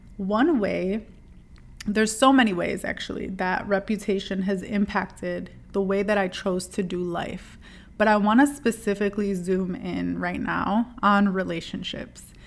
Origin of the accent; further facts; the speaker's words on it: Dearborn, Michigan, United States; I grew up in Dearborn, Michigan